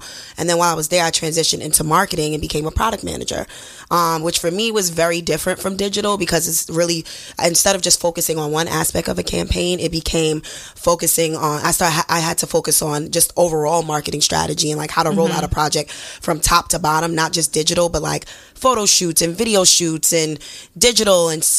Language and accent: English; New York City, New York, United States; I'm from Brooklyn, born and raised, BK all day, 718